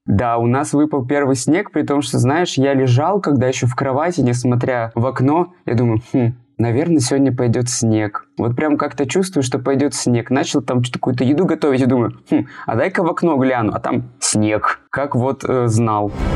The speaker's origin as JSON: {"language": "Russian", "town": "Yekaterinburg", "region": "Sverdlovsk Oblast", "country": "Russia", "said": "я фотограф из Екатеринбурга"}